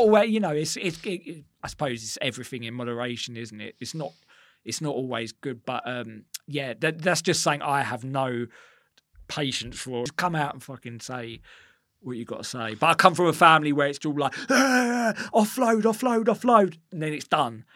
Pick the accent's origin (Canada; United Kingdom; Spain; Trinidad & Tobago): United Kingdom; Essex, East of England; growing up in Essex